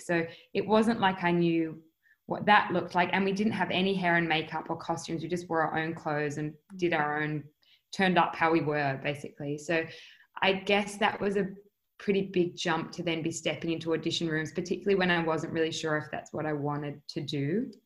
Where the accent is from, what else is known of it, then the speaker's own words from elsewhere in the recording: Adelaide, South Australia, Australia; moved away as an adult; also born or lived in United States; growing up in Adelaide and in Australia in general